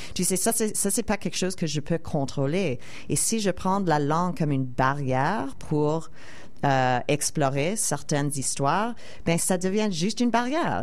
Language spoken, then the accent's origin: French; Montreal, Quebec, Canada; moved away as an adult; also born or lived in United States; je suis québécoise et je suis aussi canadienne